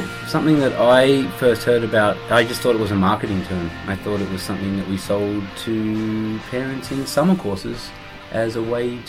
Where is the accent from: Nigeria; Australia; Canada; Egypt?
Australia; Australia, mate.